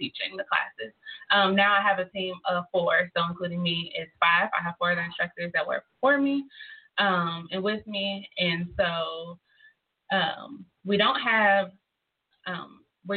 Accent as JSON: {"language": "English", "region": "North Carolina", "country": "United States", "moved": "as an adult", "lives_now": "Tulsa, United States", "said": "I'm from North Carolina"}